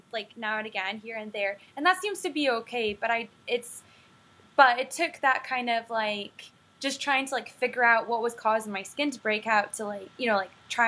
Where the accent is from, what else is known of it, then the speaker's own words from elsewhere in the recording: Scotland, United Kingdom; now in United States; I grew up in Scotland